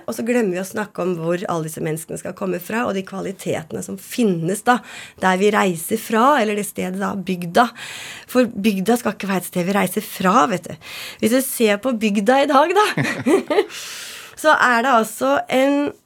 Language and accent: Norwegian; Nes, Akershus, Norway; Jeg er fra Nes på Romerike.